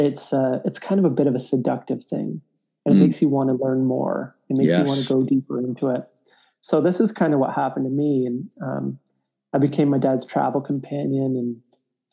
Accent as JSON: {"language": "English", "town": "Toronto", "region": "Ontario", "country": "Canada", "tie": "born or raised there", "lives_now": "Prince Edward County, Canada", "said": "I was born and raised in Toronto, but in my late teens moved with my parents to a place called Prince Edward County"}